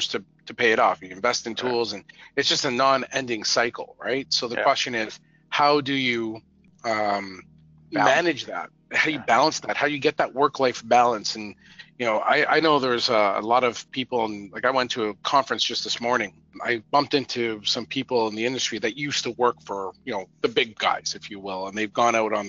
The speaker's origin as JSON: {"language": "English", "country": "Canada", "said": "I'm Canadian"}